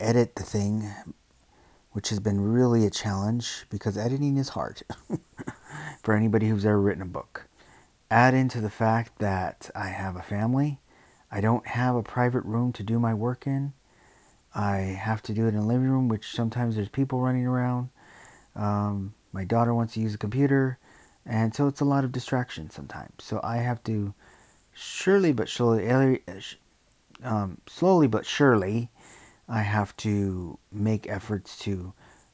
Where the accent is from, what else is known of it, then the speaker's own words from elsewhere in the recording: Los Angeles, California, United States; I grew up in Los Angeles